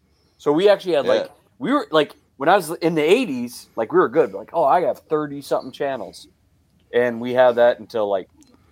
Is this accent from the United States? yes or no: yes; South Dakota, United States; South Dakota.